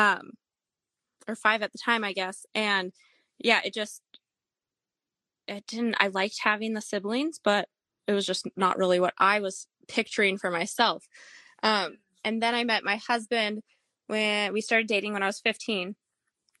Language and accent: English; Canada; moved away as an adult; also born or lived in Minnesota, United States; now in Texas, United States; I was born and raised in Canada